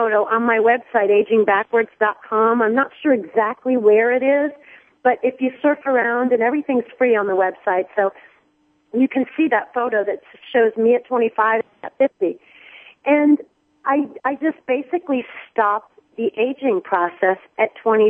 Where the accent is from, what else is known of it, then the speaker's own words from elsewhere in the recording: Miami, Florida, United States; I'm from Miami my whole life when I was young